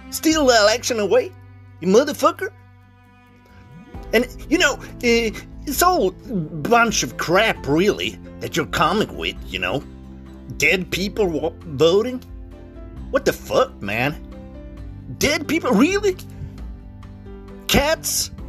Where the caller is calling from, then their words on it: Arizona, United States; and I'm calling you from Maricopa County uh, down here in Arizona